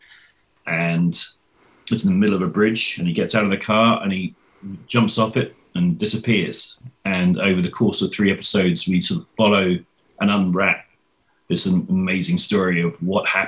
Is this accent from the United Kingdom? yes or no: yes; England, United Kingdom; I'm English